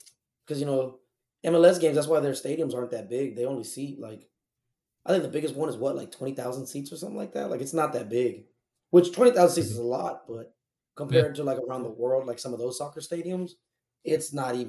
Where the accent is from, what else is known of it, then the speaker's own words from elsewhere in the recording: United States; I'm from the United States also, man.